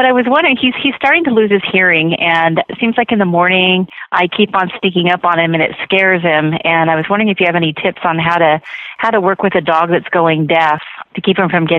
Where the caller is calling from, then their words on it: California, United States; I'm calling from California.